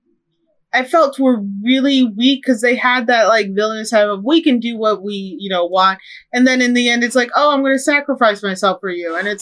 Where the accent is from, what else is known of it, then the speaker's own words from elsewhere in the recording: Chicago, Illinois, United States; accent: Chicago; moved away; my Chicago accent